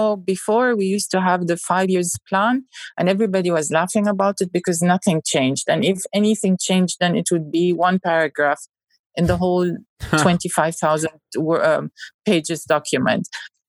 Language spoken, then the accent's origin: English; Saudi Arabia; English is a second language; Now you can't, as a Saudi, say, I don't have cinemas. I don't have entertainment.